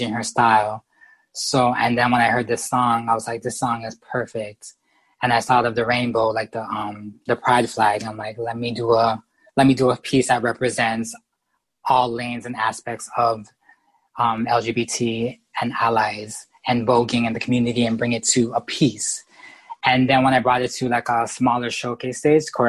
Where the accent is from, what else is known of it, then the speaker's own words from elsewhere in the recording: Canada; I'm from Canada